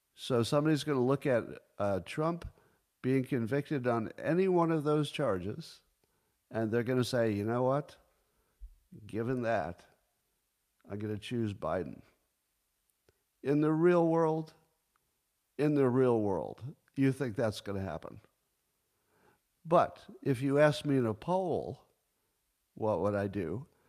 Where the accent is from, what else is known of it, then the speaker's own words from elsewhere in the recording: United States; I'm all American